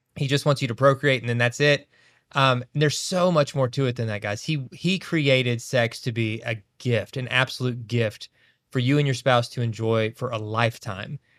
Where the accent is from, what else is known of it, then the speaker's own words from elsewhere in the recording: Kentucky, United States; where we grew up in Kentucky